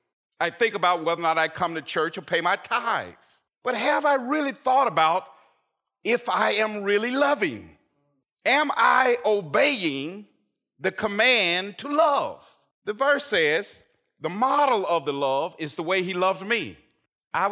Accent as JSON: {"language": "English", "town": "Lacey", "region": "Washington", "country": "United States", "said": "where are you from? And we tell them, of course, I couldn't say Lacey, because nobody knows that, right? It just says Seattle, right?"}